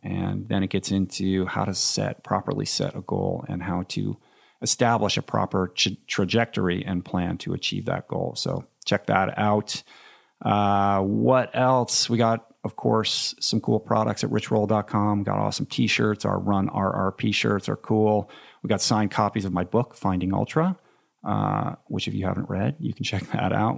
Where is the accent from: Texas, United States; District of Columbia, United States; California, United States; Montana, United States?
District of Columbia, United States; Washington; moved away; I grew up in Washington